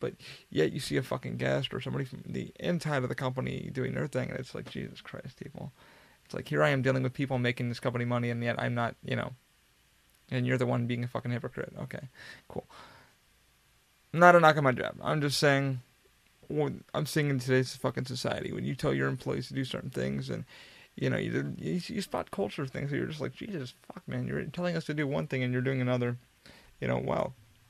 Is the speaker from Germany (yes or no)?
no; Afghanistan; moved away; You know, I'm an immigrant. I worked my ass off to get where I'm here. You know, I came from Afghanistan, a war-torn country. You know, you should understand, you know, I left this country.